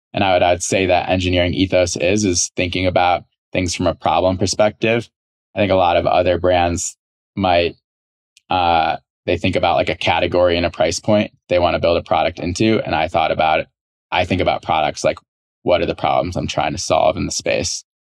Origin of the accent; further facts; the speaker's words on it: Chicago, Illinois, United States; moved away as an adult; also born or lived in Southern California; I grew up in Chicago